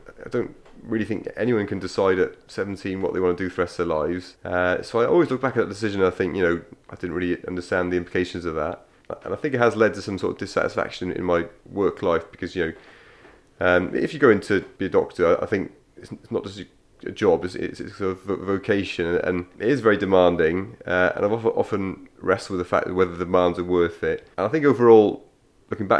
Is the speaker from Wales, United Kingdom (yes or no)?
yes; Cardiff, Wales, United Kingdom; also born or lived in London / United States; I grew up mainly in Cardiff.